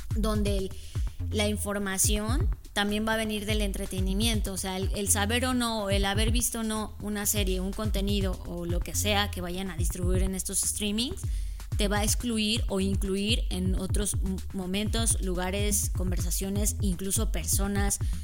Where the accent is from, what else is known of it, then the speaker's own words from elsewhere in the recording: Mexico; los mexicanos somos